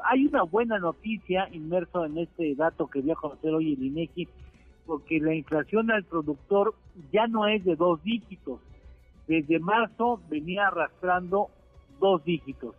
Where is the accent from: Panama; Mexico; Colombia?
Mexico